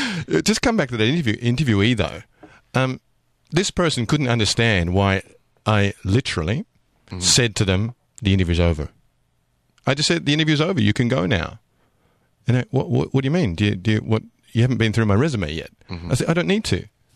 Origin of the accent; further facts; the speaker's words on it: Australia; accent: slightly Australian; I mean, my accent is slightly Australian, but I have a British passport.